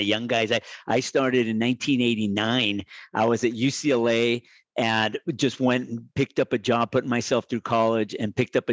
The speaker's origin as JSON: {"language": "English", "town": "Medellín", "region": "Antioquia", "country": "Colombia", "tie": "born or raised there", "moved": "yes", "lives_now": "United States", "said": "I was born in Medellin, Colombia, where we're known for our climbing"}